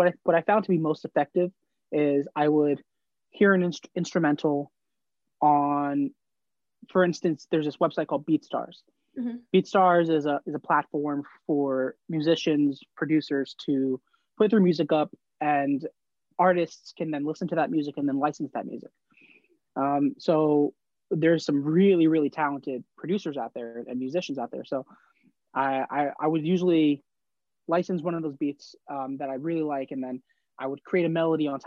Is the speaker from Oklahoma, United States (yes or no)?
no; New Jersey, United States; growing up in Jersey